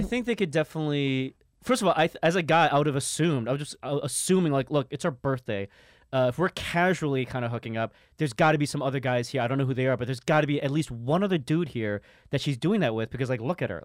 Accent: New York City, New York, United States; I grew up in Harlem

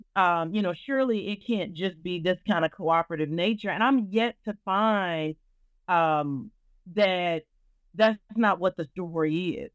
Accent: Arkansas, United States; I am a Southerner. I'm from Arkansas.

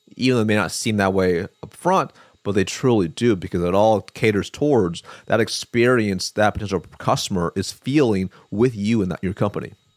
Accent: Eugene, Oregon, United States; moved away; I'm from Eugene

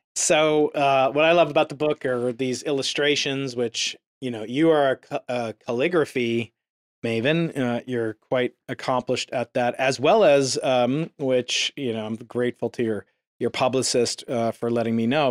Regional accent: United States; I'm an American.

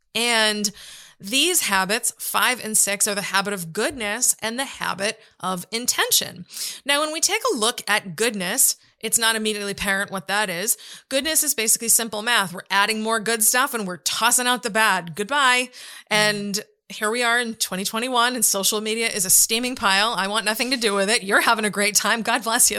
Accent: United States; as an American

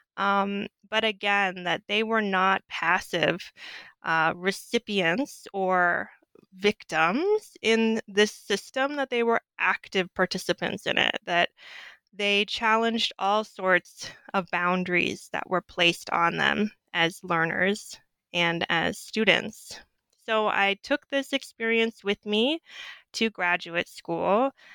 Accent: Southwest, United States; moved away as an adult; also born or lived in Clarksville, Mississippi; growing up in the Southwest

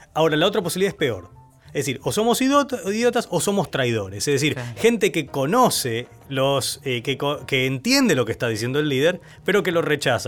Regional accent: Argentina; moved away as an adult; now in United States; nuestra experiencia como argentinos

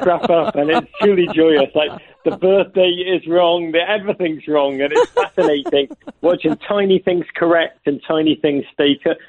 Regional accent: Liverpool, North West England, United Kingdom; now in United States; But I am a born and bred in Liverpool gentleman.

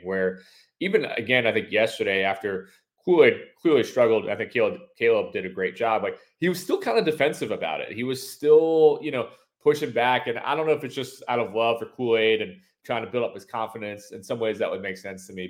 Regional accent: Northeast, United States; now in Alabama, United States; growing up in the Northeast and then moving down south, having lived here for, you know, 12, 13 years at this point

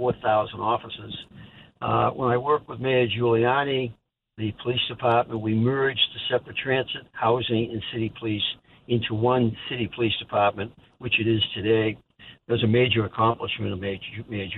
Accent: Boston, Massachusetts, United States; moved away as an adult; also born or lived in New York / Los Angeles; first went into my hometown police department of Boston

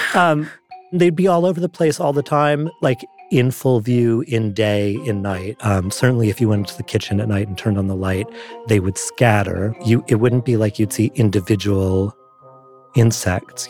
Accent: New York City, New York, United States; I grew up in New York City

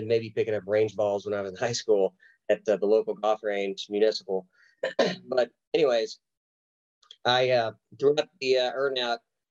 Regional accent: Oklahoma, United States; moved away as an adult

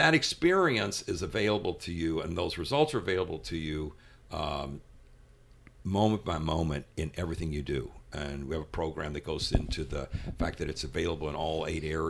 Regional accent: Louisville, Kentucky, United States; moved away; my life growing up in Louisville, Kentucky

